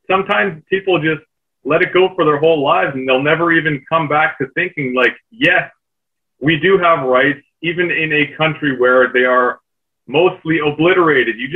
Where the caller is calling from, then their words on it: Canada; I'm joining you from the Great White North in snowy Canada right now.